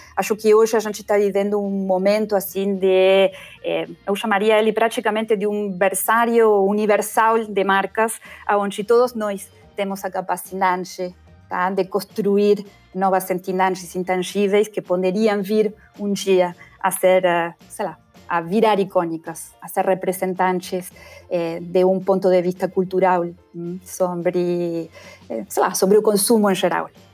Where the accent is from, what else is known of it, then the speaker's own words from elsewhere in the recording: Argentina; accent: Argentine; Portuguese is a second language; moved away as an adult; also born or lived in England / Spain / Italy; o meu sotaque argentino